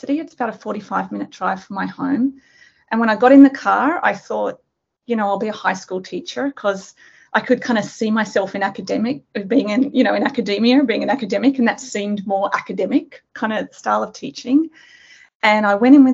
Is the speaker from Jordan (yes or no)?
no; Australia; moved away as an adult; also born or lived in Sydney, Australia; now in Nanjing, China; I'm Australian.